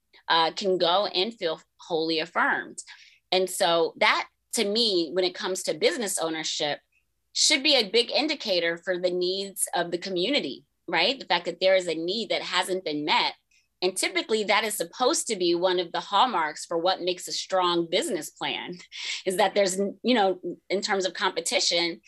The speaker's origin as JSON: {"language": "English", "town": "Tampa", "region": "Florida", "country": "United States", "tie": "born or raised there", "said": "where I grew up in Tampa"}